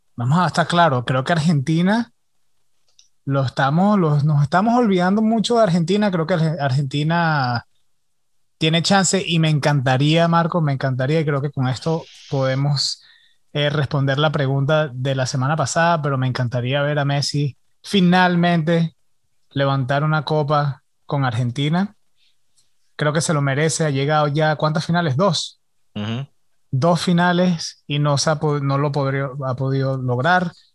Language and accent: Spanish; Venezuela; yo soy venezolano